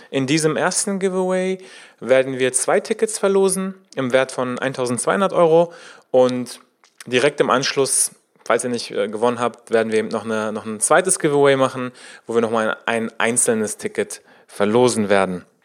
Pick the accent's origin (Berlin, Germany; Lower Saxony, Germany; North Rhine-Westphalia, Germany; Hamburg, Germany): Berlin, Germany; In wenigen Tagen findet in Berlin, in meiner Heimatstadt, die Web3 Summit statt.